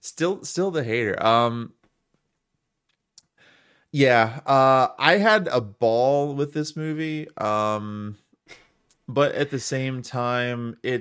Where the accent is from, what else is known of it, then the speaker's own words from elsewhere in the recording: Wisconsin, United States; I'm just extra sensitive to Italian culture because I grew up with it in South Wisconsin